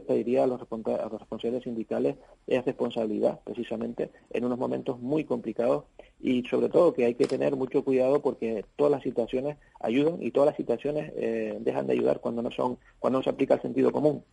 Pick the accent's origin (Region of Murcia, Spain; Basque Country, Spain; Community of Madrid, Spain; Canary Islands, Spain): Canary Islands, Spain; sobre todo para nosotros como la Canaria